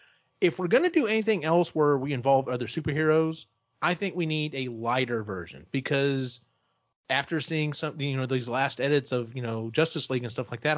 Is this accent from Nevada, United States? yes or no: no; Texas, United States; I'm from Texas